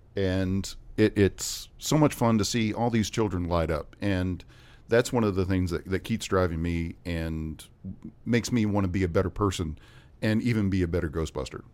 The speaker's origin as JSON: {"language": "English", "town": "West Memphis", "region": "Arkansas", "country": "United States", "tie": "born or raised there", "said": "I grew up in West Memphis"}